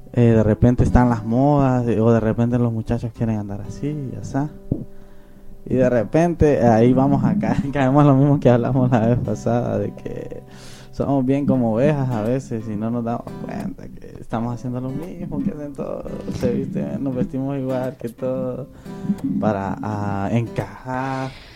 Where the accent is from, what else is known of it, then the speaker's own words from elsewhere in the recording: Honduras; moved away; en mi país, en Honduras